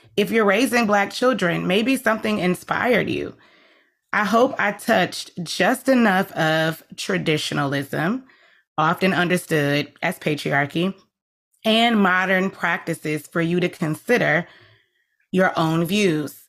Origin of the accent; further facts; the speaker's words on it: United States; the history we have experienced in this country as our, as Black people